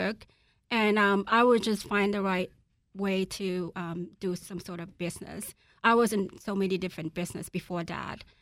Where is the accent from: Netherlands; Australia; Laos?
Laos; moved away; I'm from Laos